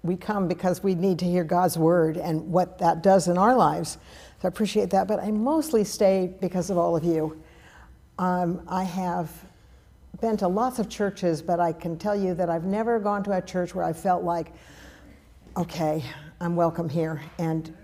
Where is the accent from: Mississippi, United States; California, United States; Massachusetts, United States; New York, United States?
California, United States; Berkeley; I was raised in the Berkeley Oakland Hills, beautiful piece of property that overlooked all of the Bay Area